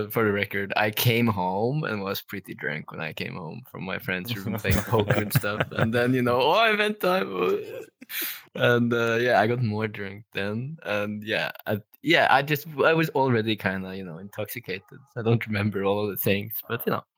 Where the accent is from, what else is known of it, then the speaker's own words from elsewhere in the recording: Norway; I'm from Norway